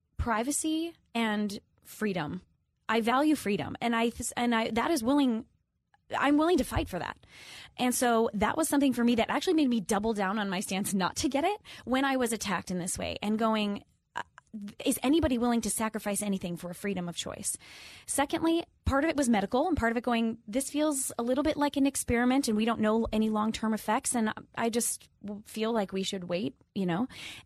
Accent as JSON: {"language": "English", "region": "Minnesota", "country": "United States", "said": "I'm from the Midwest. I'm from Minnesota"}